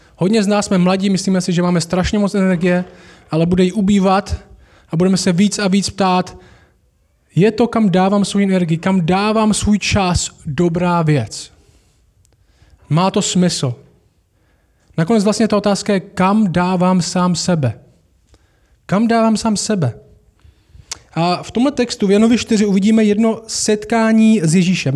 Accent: Šumperk, Olomouc Region, Czechia; já jsem vyrostl v Temenici

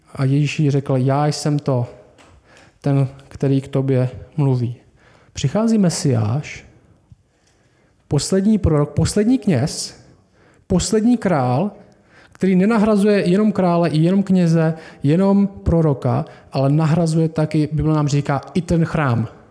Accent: Czechia; My jsme Češi

